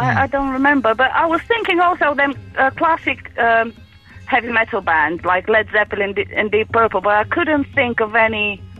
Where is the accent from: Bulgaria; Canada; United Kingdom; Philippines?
Bulgaria; moved away; Originally, I come from Bulgaria.